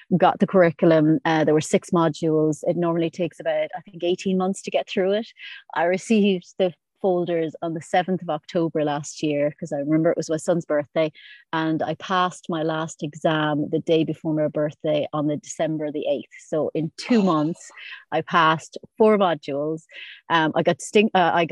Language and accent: English; Ireland; moved away as an adult; now in Isle of Man; I'm originally from Ireland